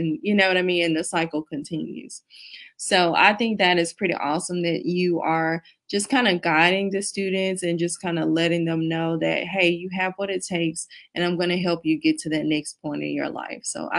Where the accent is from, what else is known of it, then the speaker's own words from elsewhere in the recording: Selma, Alabama, United States; I'm from a rural city. I am from Selma, Alabama.